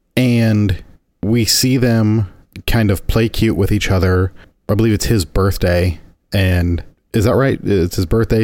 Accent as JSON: {"language": "English", "region": "Indiana", "country": "United States", "tie": "born or raised there", "said": "my homeland, the Hoosier State"}